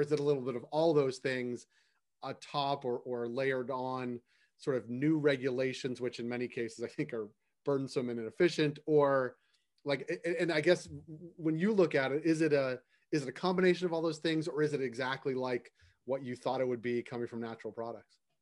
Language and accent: English; Boston, Massachusetts, United States; now in Toronto, Canada; I'm from Boston